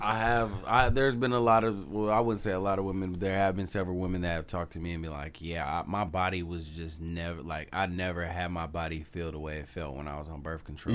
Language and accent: English; Tacoma, Washington, United States; I'm from Tacoma